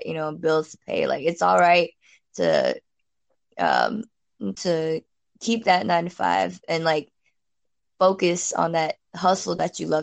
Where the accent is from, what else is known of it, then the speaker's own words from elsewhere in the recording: Houston, Texas, United States; moved away as an adult; now in Singapore; I'm from Houston.